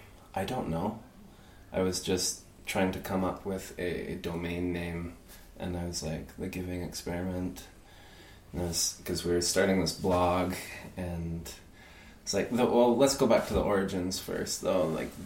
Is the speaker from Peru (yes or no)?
yes; Peru; I grew up in Peru in a really rigid, military-based school, so completely opposite.